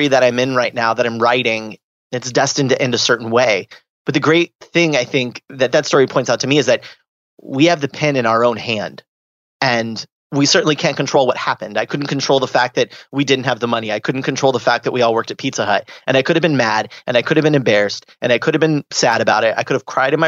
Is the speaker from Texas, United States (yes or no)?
no; Southern California, United States; I grew up in Southern California